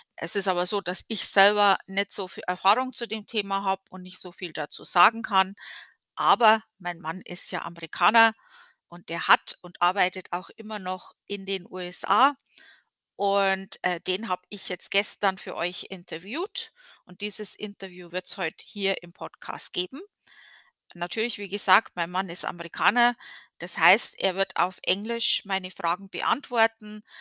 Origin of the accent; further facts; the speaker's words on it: Germany; moved away as an adult; now in United States; in Deutschland, ähm, zumindest in der Gegend, wo ich herkomme